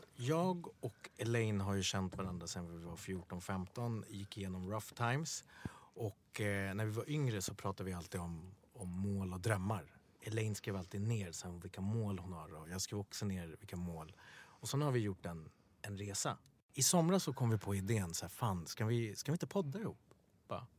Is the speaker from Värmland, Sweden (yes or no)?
no; Stockholm, Stockholm County, Sweden; Swedish is a second language; Bredäng där vi är uppvuxen, uppvuxna